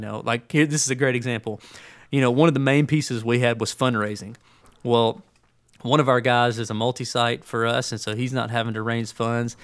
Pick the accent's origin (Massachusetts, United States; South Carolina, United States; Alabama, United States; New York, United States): Alabama, United States; Birmingham; moved away; also born or lived in Tuscaloosa, Alabama; I grew up in Birmingham